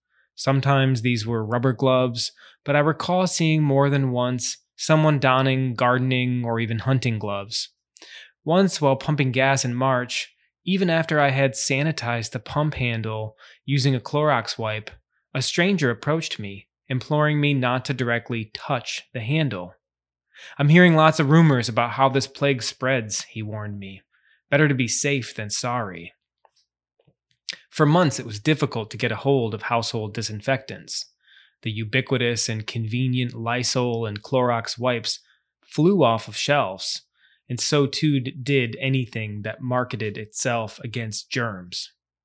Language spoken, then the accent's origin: English; Charleston, South Carolina, United States; my hometown of Charleston, South Carolina.